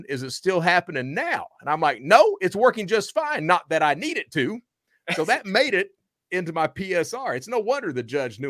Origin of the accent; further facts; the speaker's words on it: Hazard, Kentucky, United States; I'm from Hazard.